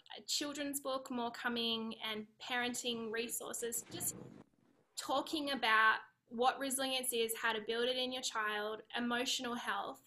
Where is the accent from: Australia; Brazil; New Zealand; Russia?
Australia; accent: Aussie; moved away as an adult; now in California, United States; I'm Australian. I live in California